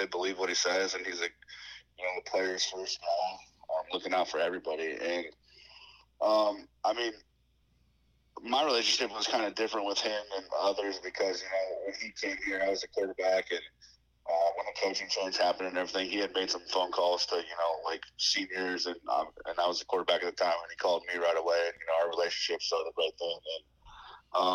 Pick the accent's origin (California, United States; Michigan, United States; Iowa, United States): Iowa, United States; Ankeny; I'm from Ankeny, Iowa, which is about 10 minutes north of Des Moines, and I'm about 20 minutes south of Ames. So I'm literally like right in the middle of the state, and I'm right in between the two. I've lived here my whole life.